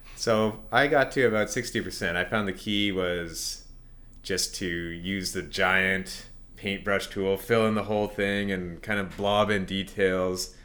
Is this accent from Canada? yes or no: yes; Canada; being Canadian